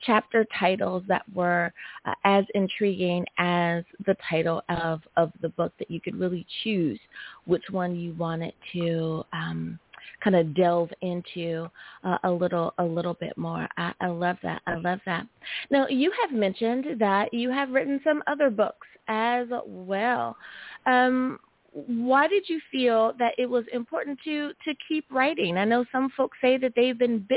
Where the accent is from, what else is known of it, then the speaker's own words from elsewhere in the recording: United States; my home country, good old USA